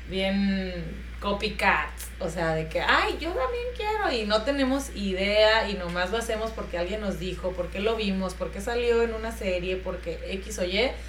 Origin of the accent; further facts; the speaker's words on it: Argentina; de Argentina.